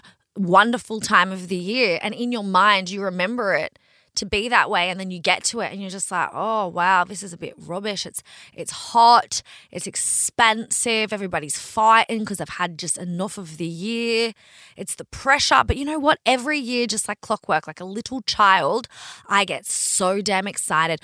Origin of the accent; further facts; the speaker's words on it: Queensland, Australia; I'm a Queenslander